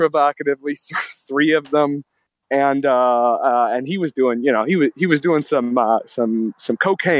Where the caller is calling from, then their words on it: Gig Harbor, Washington, United States; This is … calling from Gig Harbor.